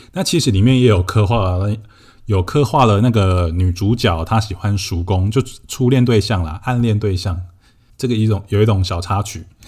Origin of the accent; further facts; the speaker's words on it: Shetou, Changhua County, Taiwan; 我家就是住在彰化社头嘛，我的老家。 然后我的老家是一个三合院，是传统的那种三合院，就是墙壁都是用那种红砖瓦块堆砌而成的。 然后屋顶是用瓦片一片一片堆起来的，所以我家就是那种很传统的三合院